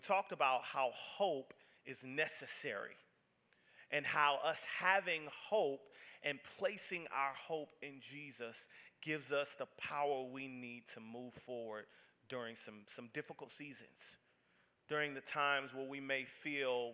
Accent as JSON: {"language": "English", "region": "the South", "country": "United States", "said": "I'm from the South"}